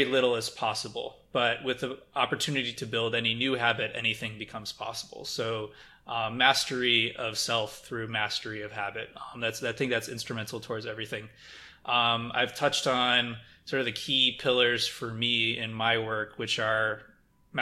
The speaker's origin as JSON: {"language": "English", "region": "Midwest", "country": "United States", "tie": "born or raised there", "said": "growing up in the Midwest"}